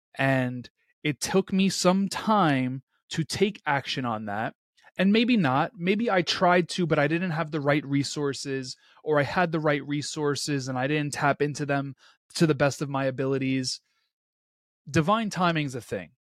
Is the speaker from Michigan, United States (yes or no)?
no; New York City, New York, United States; born and rains, raised in Queens, New York